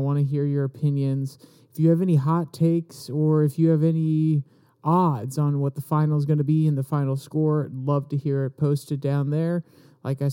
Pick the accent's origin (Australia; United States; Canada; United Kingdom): United States; As an American